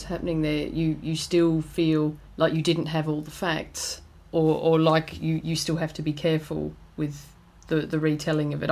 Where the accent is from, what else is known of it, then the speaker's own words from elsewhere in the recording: Australia; now in United Kingdom; I'm from Australia originally